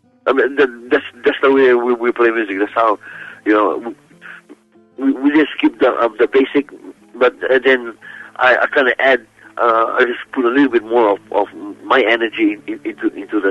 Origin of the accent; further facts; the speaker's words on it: Kalapana, Hawaii, United States; As I was growing up in Kalapana